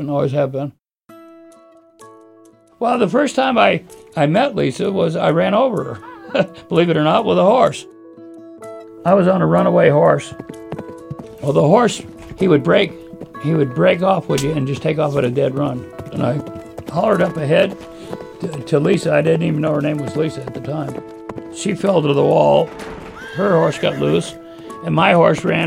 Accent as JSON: {"language": "English", "town": "Scarborough", "region": "Maine", "country": "United States", "tie": "born or raised there", "said": "I was born in Scarborough, Maine. Specifically, I was born in the grandstand at Scarborough Downs as a racetrack"}